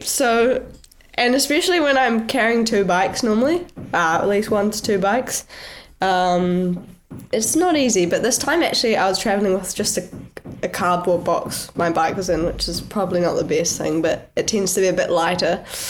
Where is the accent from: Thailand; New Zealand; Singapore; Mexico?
New Zealand; moved away as an adult; now in Girona, Spain; I'm a hearty supporter and supported by my hometown peanut butter company, Pix Peanut Butter. So I haul that over from New Zealand every year as much as I possibly can.